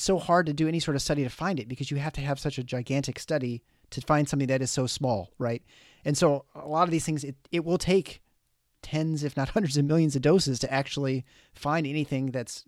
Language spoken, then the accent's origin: English; Canada; I'm impressed as a Canadian that you got the Fahrenheit there too.